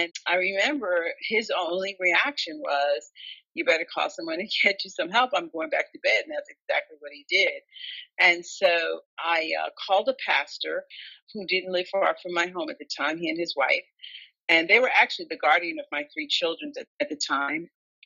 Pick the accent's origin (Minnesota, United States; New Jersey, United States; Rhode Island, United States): New Jersey, United States; I'm from New Jersey and we were living in New Jersey at the time